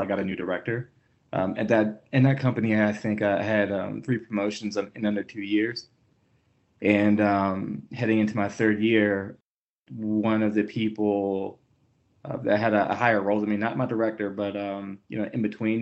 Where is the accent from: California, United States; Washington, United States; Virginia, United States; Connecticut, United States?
Virginia, United States; Hampton; moved away as an adult; also born or lived in Baltimore; now in Denver, United States; I was born and raised in Hampton, Virginia